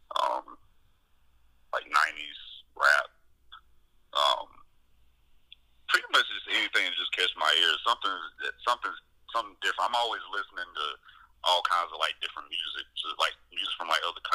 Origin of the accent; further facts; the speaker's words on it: Anderson, South Carolina, United States; now in North Carolina, United States; from Anderson, South Carolina, which was pretty much my hometown where I was, like, born and raised